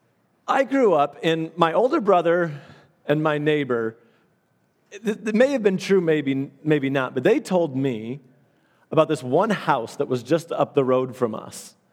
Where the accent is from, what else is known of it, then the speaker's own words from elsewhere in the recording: Allendale / Byron Center, Michigan, United States; we moved from Allendale, we moved to Byron Center